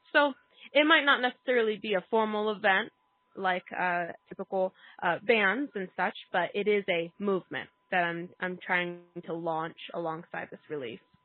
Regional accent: Tucson, Arizona, United States; now in New Mexico, United States; I'm originally from Tucson, Arizona

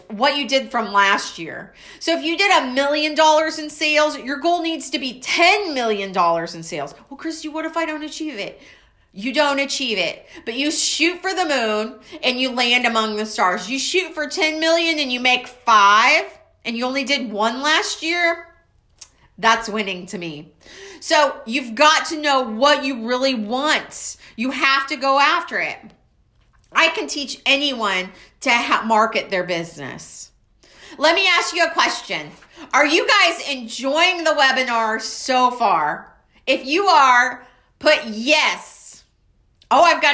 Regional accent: Waco, Texas, United States; I'm from Waco, Texas.

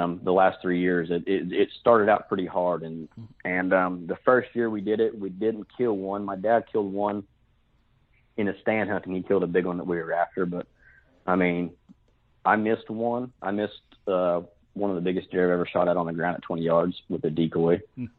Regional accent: Fort Gibson, Oklahoma, United States; now in Muskogee, United States; I'm 35, 36. Kind of lose track once you get that old. I'm from Fort Gibson, Oklahoma. I live in Muskogee now.

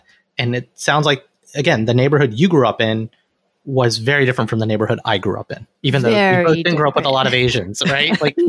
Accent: Alabama, United States; I grew up in Alabama. And it was mostly white people, so there weren't a lot of Indians.

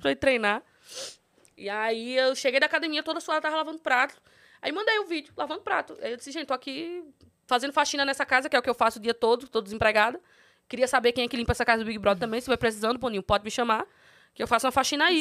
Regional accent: São Miguel dos Campos, Alagoas, Brazil; moved away; sou de São Miguel dos Campos, Alagoas, interiorzinho de Alagoas.

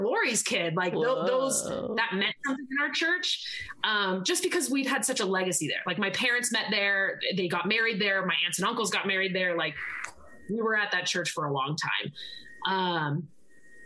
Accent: Seattle, Washington, United States; I am actually in my hometown. So I'm in the Seattle-ish area

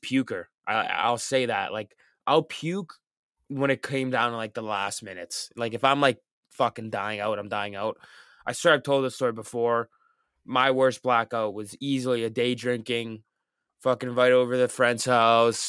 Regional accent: Canada; I'm from Canada

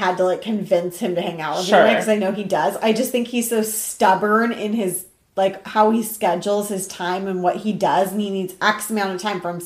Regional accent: Seattle, Washington, United States; moved away; also born or lived in Orange County; I grew up in Seattle

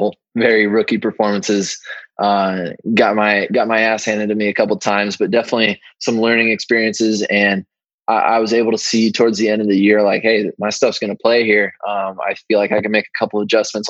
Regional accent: Southern California, United States; I grew up in Southern California

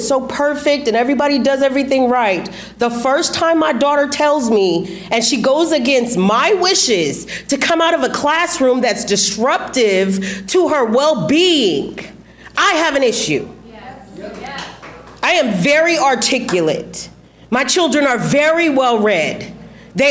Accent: Texas, United States; now in California, United States; I'm from Texas

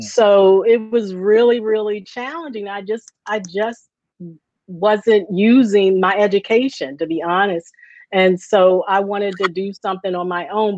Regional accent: Baltimore, Maryland, United States; moved away as an adult; now in Philadelphia, United States; I grew up uh, in Baltimore, um, born and raised in Baltimore, and then I went off to college, and I moved to Philly

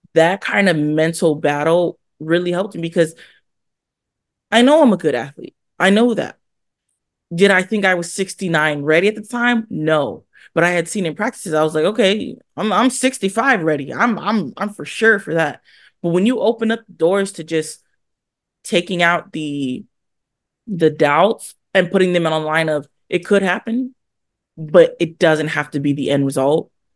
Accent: California, United States; also born or lived in Hawaii; I consider myself a California girl

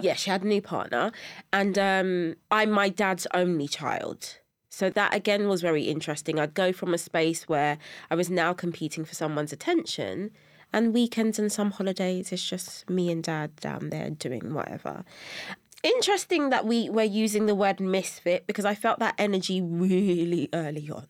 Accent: London, United Kingdom; I was born and raised in Brixton, South London.

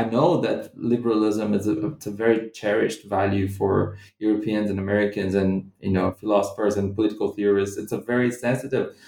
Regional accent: Brazilian Midwest, Central-West, Brazil; moved away as an adult; also born or lived in London / Scotland; I'm not from Rio either. So I'm not from Rio de Janeiro, the city where I did my field work. I come from a different part of the Brazilian Midwest

